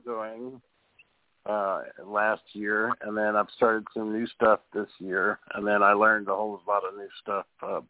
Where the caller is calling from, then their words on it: Houston, Texas, United States; I'm calling from Houston.